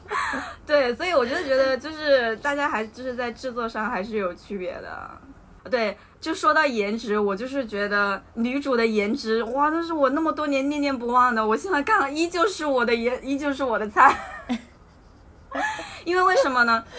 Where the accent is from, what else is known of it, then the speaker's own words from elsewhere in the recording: Hunan, China; 我作为一个湖南人，考湖大的时候，我没有报名资格